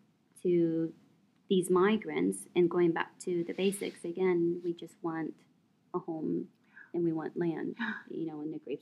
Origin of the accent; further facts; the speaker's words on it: Iowa, United States; moved away; I'm from Iowa